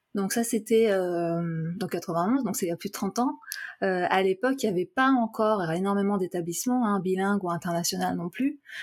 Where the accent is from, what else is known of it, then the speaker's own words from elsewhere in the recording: France; first language French and Japanese; moved away; je suis née en France. J'ai fait toute ma, euh, mon éducation, ma, scolarité en France